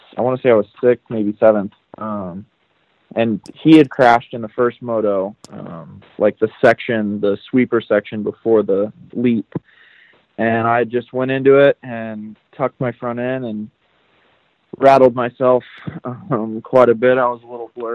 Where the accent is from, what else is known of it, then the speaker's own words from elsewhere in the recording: United States; me being American